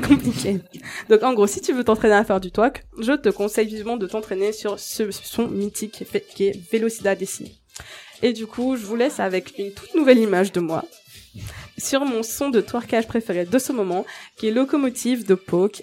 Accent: Mauritius; moved away; Je viens de l'île Maurice

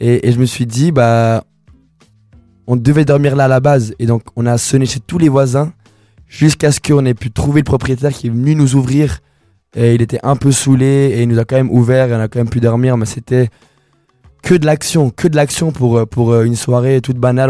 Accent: Colombia; now in Lausanne, Switzerland; je suis colombien, et bah, j'ai commencé à rapper en espagnol

